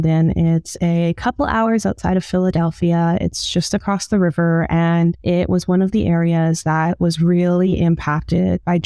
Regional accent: Edmonton, Alberta, Canada; now in Toronto, Canada; I grew up in Edmonton, Alberta

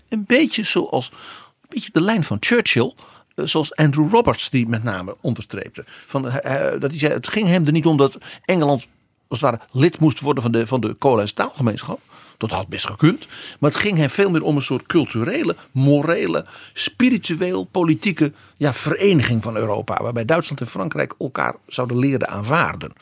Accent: Netherlands; als Nederlander

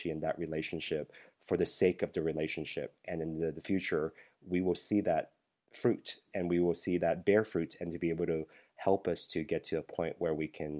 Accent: United States; growing up as an American

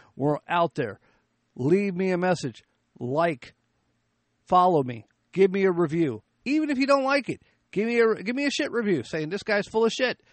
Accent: United States; we as the American people

